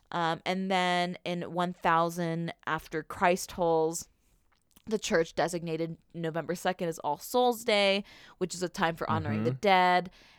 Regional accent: Newbury Park, California, United States; Just in Newbury Park

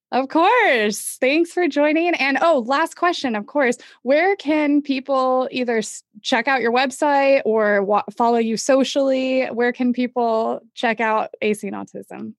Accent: Manhattan Beach, California, United States; I'm actually from Manhattan Beach, so I got I've got some LA connections as well

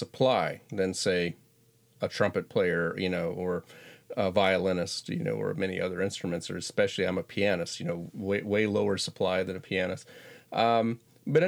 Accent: Florida panhandle, United States; I'm originally from Florida, but I'm from far enough in Florida, you wouldn't think it was in the same state. It's 600 miles away. It's in the panhandle, the northwest

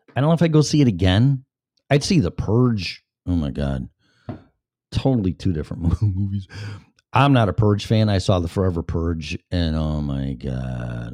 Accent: Illinois, United States; I was born and raised in Illinois. And within radio reception of Chicago radio stations

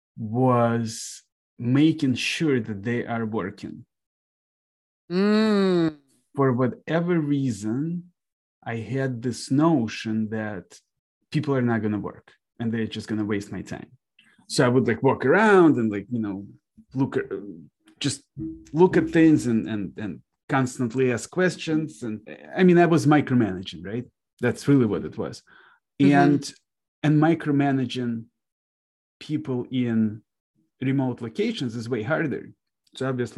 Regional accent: Kharkiv, Kharkiv Oblast, Ukraine; now in Detroit, United States; So I was born in Kharkiv, Ukraine myself

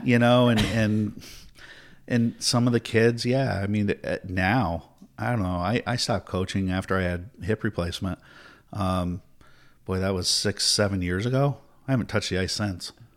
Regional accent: Tampa, Florida, United States; I was born in Tampa.

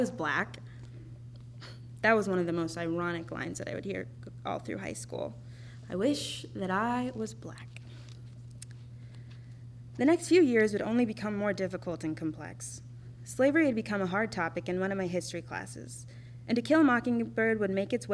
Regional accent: Minnesota, United States; also born or lived in Winona, Minnesota / Montana / Texas; I carried that comfortability back to my home state in 2015, where I would eventually settle down in Minneapolis

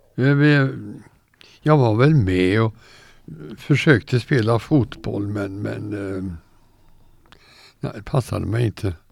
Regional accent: Gothenburg, Västra Götaland, Sweden; also born or lived in Kalmar; now in Torsby, Sweden; jag var två år när vi flyttade därifrån till Göteborg. Okay. Och sen blev Göteborg min hemstad

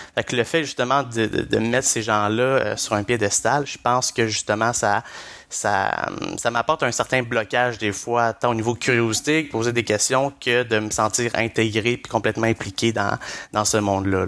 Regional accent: Blainville, Quebec, Canada; moved away as an adult; je suis parti vraiment de Blainville, où que je résidais euh, chez mes parents, et je suis allé directement après euh, à Québec, à l'Université Laval

